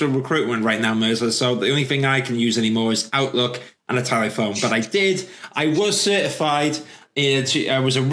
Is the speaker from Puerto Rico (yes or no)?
no; Welsh, Wales, United Kingdom; I'm Welsh. I'm proud to be Welsh.